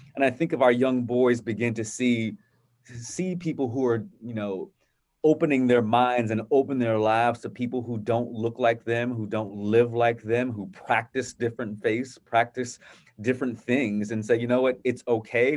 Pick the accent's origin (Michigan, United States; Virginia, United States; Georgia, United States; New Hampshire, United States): Virginia, United States; Virginia Beach; growing up in a, a wonderful environment uh, in Virginia Beach with my family